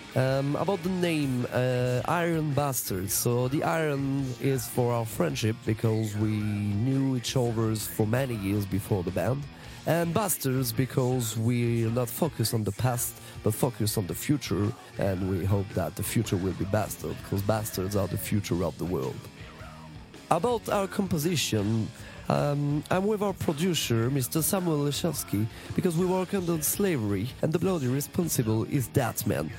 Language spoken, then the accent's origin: English; Strasbourg, Grand Est, France; we come from Strasbourg in France